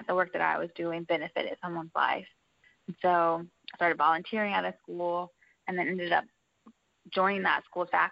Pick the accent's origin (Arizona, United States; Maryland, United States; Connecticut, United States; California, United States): Maryland, United States; I grew up in Maryland, right outside of D.C.